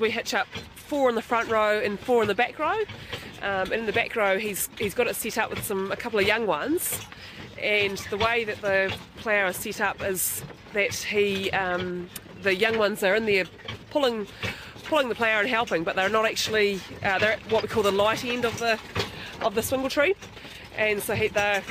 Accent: Fairlie, Canterbury, New Zealand; I grew up in Fairlie in South Canterbury, which is literally just over the other side of these mountains

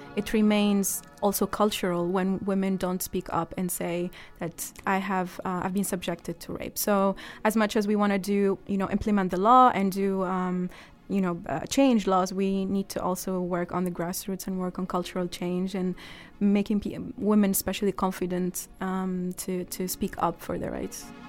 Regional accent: Egypt; moved away

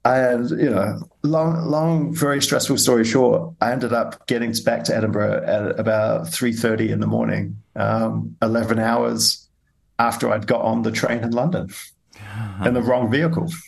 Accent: New Zealand; I come from New Zealand

